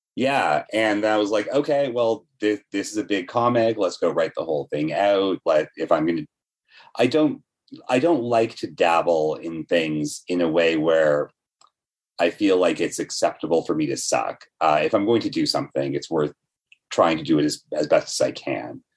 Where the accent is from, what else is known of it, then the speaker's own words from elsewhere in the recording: Toronto, Ontario, Canada; also born or lived in Etobicoke / Brampton; I grew up bit in Etobicoke and then a bunch in Brampton. And now I live at Queen and Bathurst